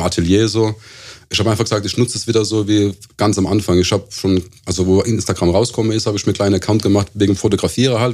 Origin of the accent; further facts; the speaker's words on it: Ketsch, Baden-Württemberg, Germany; also born or lived in Lampertheim; Ich bin aus Ketch, das ist ein, auch ein Suburb von Mannheim, also südlich von Mannheims erste Kaff, Ketch